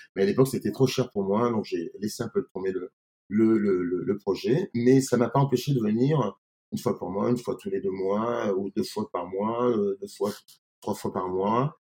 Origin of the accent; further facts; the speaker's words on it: Grenoble, Auvergne-Rhône-Alpes, France; also born or lived in Paris; now in Beaune, France; je suis grenoblois au départ